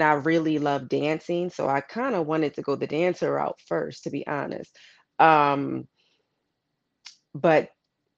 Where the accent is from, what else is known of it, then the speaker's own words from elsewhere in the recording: Philadelphia, Pennsylvania, United States; I'm originally from Philadelphia, Pennsylvania, like you said, Illadel. We always rep our city